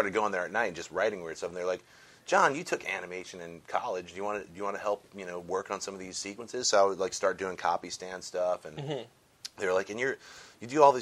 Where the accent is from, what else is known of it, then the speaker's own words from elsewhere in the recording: Connecticut, United States; moved away as an adult; also born or lived in Chicago; now in Los Angeles, United States; I grew up in Connecticut